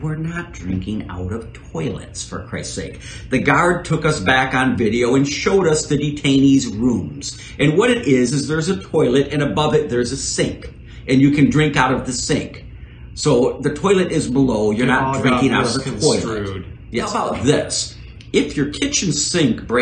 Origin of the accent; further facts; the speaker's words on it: Chicago, Illinois, United States; I was born in Chicago, Illinois